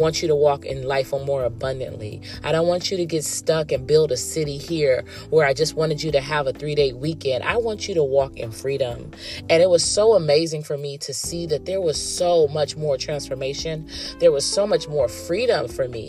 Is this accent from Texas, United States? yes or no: no; California, United States; I was born and raised in California and still currently residing in California